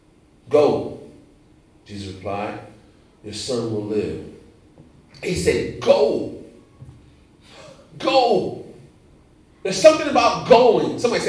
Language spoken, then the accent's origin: English; Indiana, United States; moved away; also born or lived in South Carolina; So, I'm from Indiana, so it's a rule. I lived in Indiana for a number of years, born in Indiana. It's a rural community, and we have nothing but corn and soybeans. Soybeans and corn. I came to South Carolina.